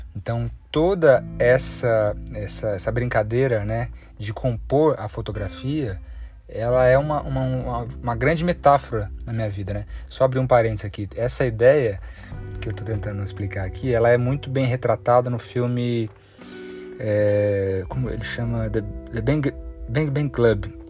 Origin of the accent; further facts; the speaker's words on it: Brazil; cresci aqui na Serra da Mantiqueira